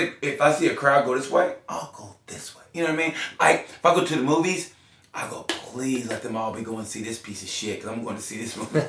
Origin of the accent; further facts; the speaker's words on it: Oklahoma, United States; I grew up in Oklahoma